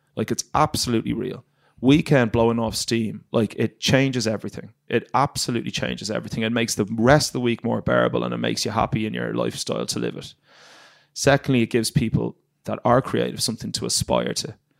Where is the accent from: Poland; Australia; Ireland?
Ireland; moved away as an adult; I grew up in Ireland